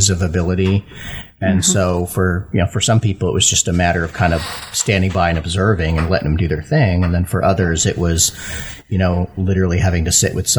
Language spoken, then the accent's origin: English; Sarasota, Florida, United States; also born or lived in Connecticut; I was born in Connecticut, moved to Florida, to Sarasota when I was 3